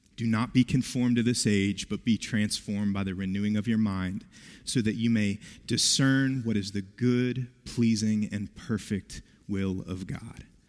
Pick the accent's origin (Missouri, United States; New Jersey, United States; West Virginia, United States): West Virginia, United States; I grew up in West Virginia